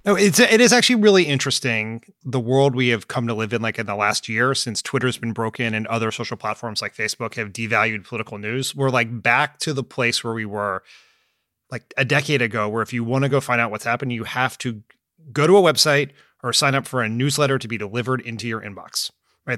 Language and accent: English; near Philadelphia, Pennsylvania, United States; I grew up near Philly